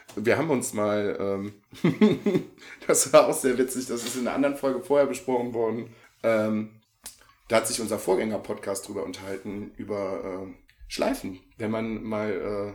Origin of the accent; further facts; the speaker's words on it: Viersen, North Rhine-Westphalia, Germany; bei uns im Rheinland